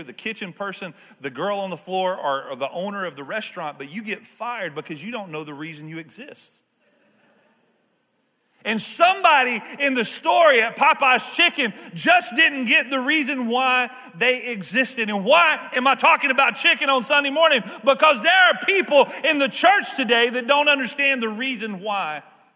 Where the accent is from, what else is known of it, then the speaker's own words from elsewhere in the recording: the South, United States; I'm from the South